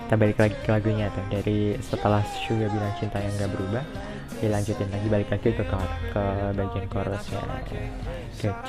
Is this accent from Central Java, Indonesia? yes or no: no; Malang, East Java, Indonesia; now in Jakarta, Indonesia; Jadi aku tuh emang lahir di Jakarta dan sekarang juga tinggalnya di Jakarta tapi uh, dari umur 2 tahun sampai aku kelas 3 SMA kelas 9 itu aku dibesarin di Malang